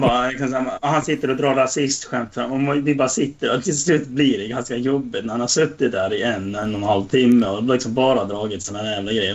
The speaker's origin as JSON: {"language": "Swedish", "region": "Dalarna County", "country": "Sweden", "said": "vi är från Dalarna"}